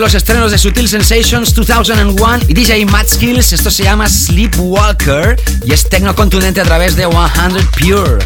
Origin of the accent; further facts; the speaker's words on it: Barcelona, Catalonia, Spain; en la ciudad donde yo nací